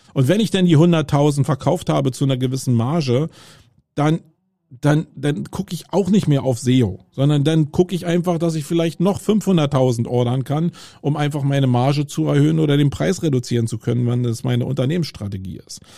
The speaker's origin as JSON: {"language": "German", "country": "Germany", "first_language": "German", "said": "ich bin Deutscher und äh, das ist meine Muttersprache"}